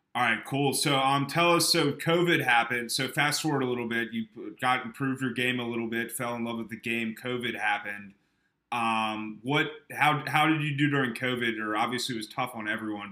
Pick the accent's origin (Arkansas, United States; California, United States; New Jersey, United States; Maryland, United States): Maryland, United States; Eastern Shore of; I grew up on the Eastern Shore of Maryland.